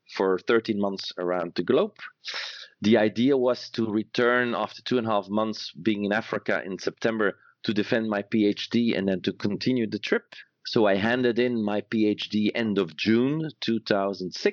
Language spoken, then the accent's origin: English; Antwerp, Flanders, Belgium; I was born and raised in Antwerp, Belgium